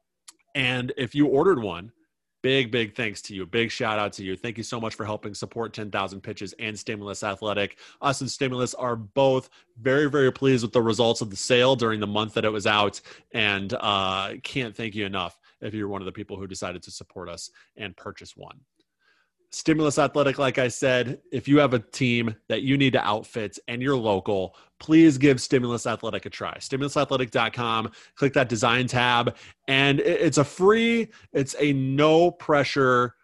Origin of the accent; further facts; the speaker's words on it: Illinois, United States; now in Woodbury, United States; I'm from Illinois. Went to school in the Chicagoland area where Portillo's is very, very big